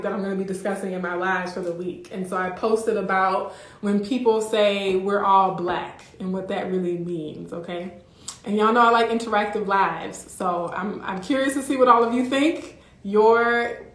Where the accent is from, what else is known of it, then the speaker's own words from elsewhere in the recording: Louisiana, United States; now in Midwest, United States; I'm from Louisiana